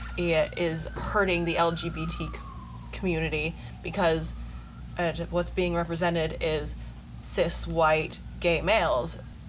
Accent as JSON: {"language": "English", "town": "Portland", "region": "Oregon", "country": "United States", "said": "she, her, or they, them pronouns. I'm from Portland, Oregon. I'm 19, I just turned 19."}